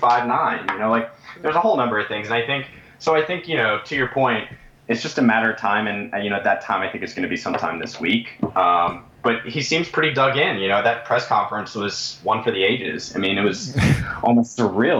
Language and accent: English; Craig County, Virginia, United States; also born or lived in Arlington, Virginia; where I grew up in Craig County, that's the other part of Virginia